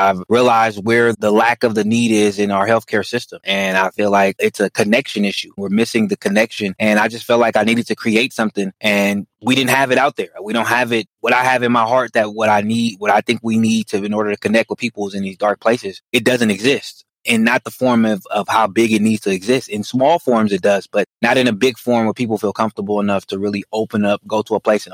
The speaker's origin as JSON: {"language": "English", "town": "Oakland", "region": "California", "country": "United States", "tie": "born or raised there", "said": "Born and raised in Oakland, California"}